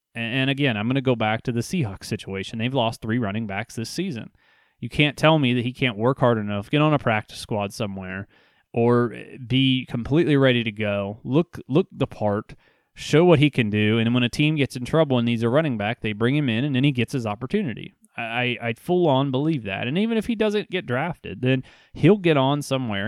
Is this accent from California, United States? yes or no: no; Ohio, United States; I'm here from Ohio